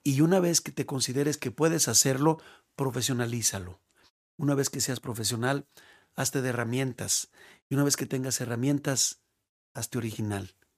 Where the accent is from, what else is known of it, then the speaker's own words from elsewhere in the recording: Mexico; also born or lived in León / Guadalajara; es gratificante para uno como mexicano decir, vámonos